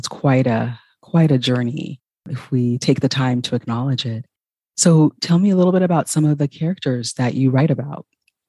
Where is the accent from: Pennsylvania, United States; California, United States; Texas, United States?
California, United States; Los Angeles; also born or lived in Ghana; my generation, I was born in Ghana, but grew up in the 80s in Los Angeles area.